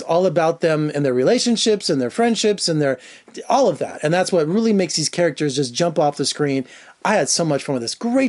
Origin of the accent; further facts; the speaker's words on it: Las Vegas, Nevada, United States; Someone who's born and raised in Las Vegas, who saw … twice when he was like 8 years old.